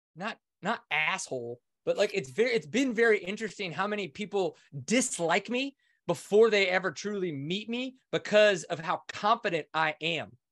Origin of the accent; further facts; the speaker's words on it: Kinder, Louisiana, United States; I grew up just outside of New Orleans in Kinder, Louisiana